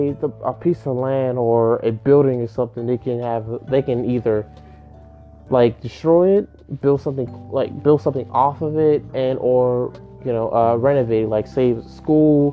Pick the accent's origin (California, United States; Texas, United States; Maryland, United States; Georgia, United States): Maryland, United States; I am a Marylander. I'm from Maryland